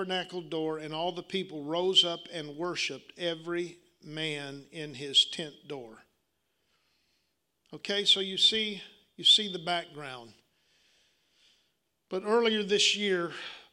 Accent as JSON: {"language": "English", "region": "Arkansas", "country": "United States"}